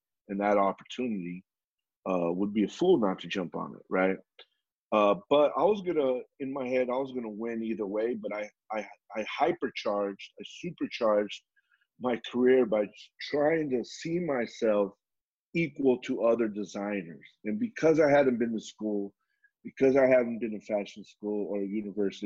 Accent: Southern California, United States; we were raised in Southern California

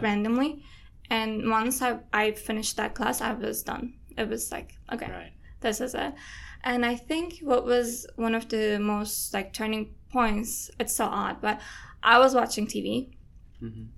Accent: Istanbul, Turkey; moved away as an adult; I'm Turkish. I'm from Istanbul

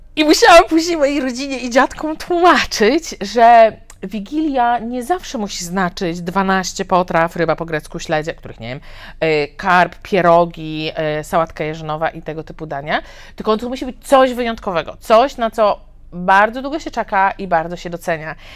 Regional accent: Poland; moved away as an adult; also born or lived in China / Thailand / Mexico

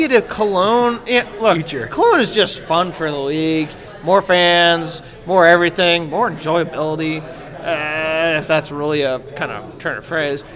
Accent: United States; as an American

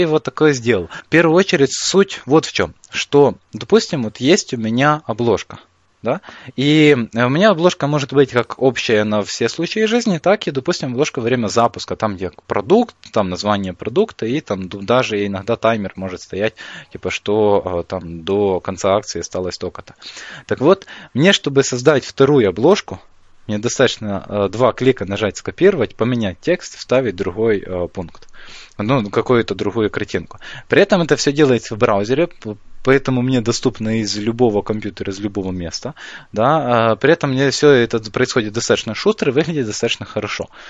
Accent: Ukraine; я из Украины

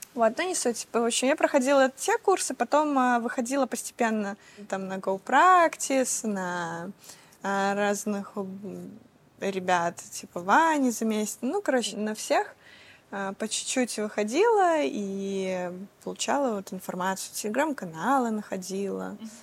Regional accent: Belarus; я из Беларуси

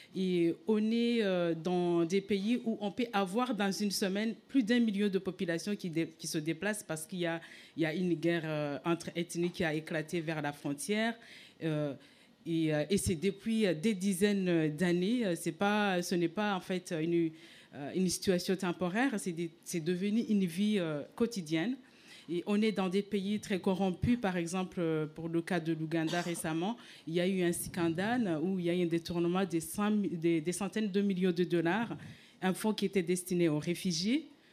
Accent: Rwanda; moved away as an adult; now in France; je viens du Rwanda

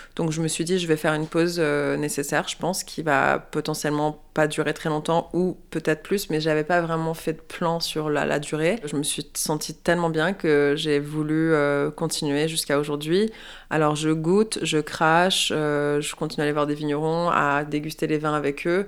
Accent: Quebec, Canada; moved away as an adult; also born or lived in Montreal; now in Paris, France; en tant que femme québécoise

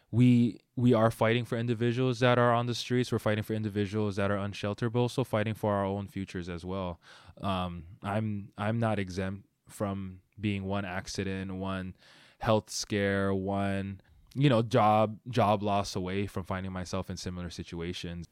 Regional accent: Honolulu, Hawaii, United States; moved away as an adult; now in Seattle, United States; I grew up in Hawaii

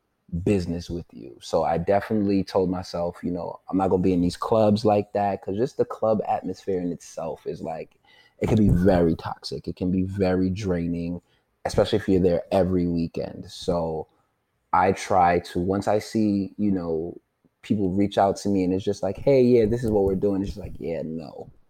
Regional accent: Nigeria; For the people that are listening that may not know, I am, you know, I'm Nigerian.

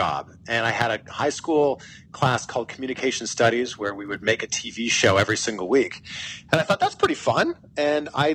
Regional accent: Pickering, Ontario, Canada; moved away as an adult; also born or lived in Vancouver / Cleveland / Miami; now in United States; I'm from Canada. I'm from a small town called Pickering, Ontario.

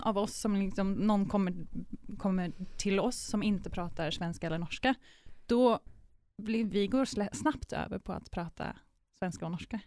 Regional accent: Sweden; moved away as an adult; now in Amsterdam, Netherlands; jag är svensk, så jag låter lite, kanske lite annorlunda

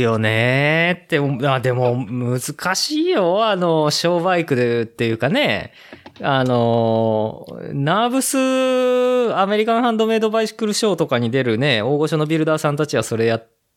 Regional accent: Ōguchi, Aichi, Japan; 僕と同じ大口町出身の

